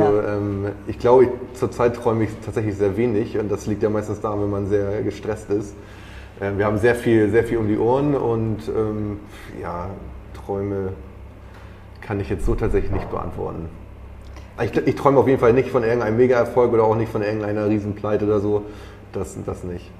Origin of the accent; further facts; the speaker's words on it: Schleswig-Holstein, Germany; moved away; ich komme aus Schleswig-Holstein. Wir sind jetzt wieder nach Schleswig-Holstein zurückgegangen